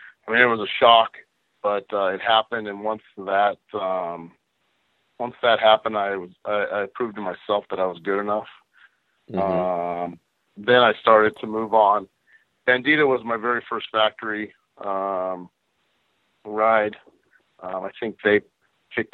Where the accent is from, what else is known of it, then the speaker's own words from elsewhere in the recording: Azusa, California, United States; I was born and raised in Azusa, California